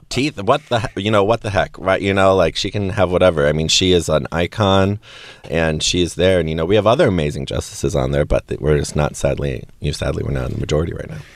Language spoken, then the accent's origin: English; Wisconsin, United States; I grew up in Wisconsin